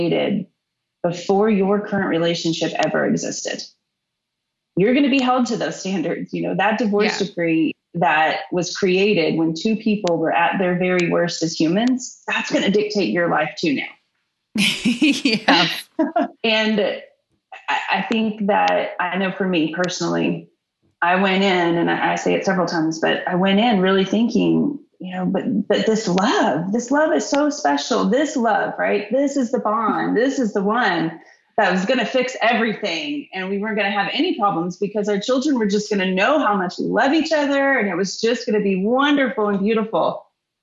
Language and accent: English; Texas, United States; I'm from Texas, Little League sports